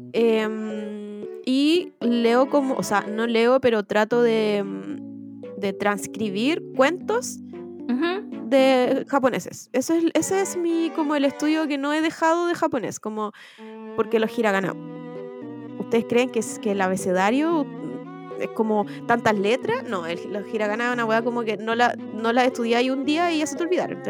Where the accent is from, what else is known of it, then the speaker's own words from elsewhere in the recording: Chile; del acento chileno es que cambiamos las conjugaciones